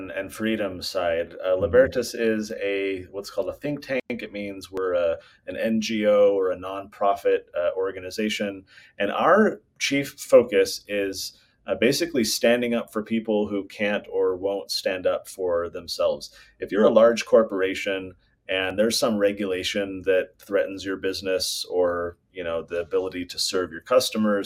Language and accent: English; California, United States; now in Utah, United States; I'm from California